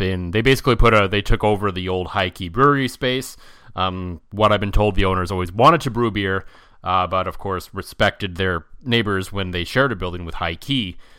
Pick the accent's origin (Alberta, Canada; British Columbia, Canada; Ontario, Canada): Ontario, Canada; Ottawa; now in Saskatchewan, Canada; I grew up in Ottawa